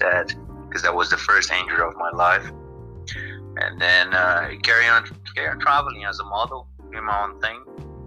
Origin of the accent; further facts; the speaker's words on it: Jardinópolis, São Paulo, Brazil; English is a second language; moved away as an adult; also born or lived in Bebedouro, Brazil / Thailand; now in London, United Kingdom; I was born in Bebedouro, but I grew up in Jardinópolis, Ribeirão Preto, São Paulo